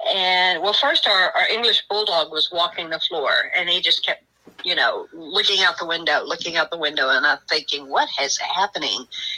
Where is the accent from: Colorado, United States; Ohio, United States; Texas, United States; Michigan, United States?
Texas, United States; I'm from Texas